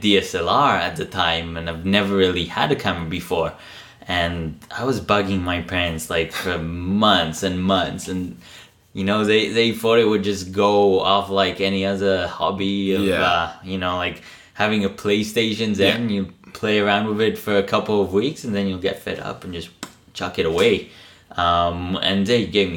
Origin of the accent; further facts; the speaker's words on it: Israel; moved away; I'm originally from Israel